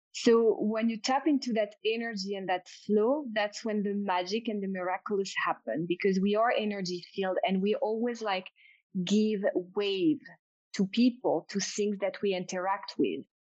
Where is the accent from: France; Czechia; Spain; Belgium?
France; accent: French; English is a second language; my French accent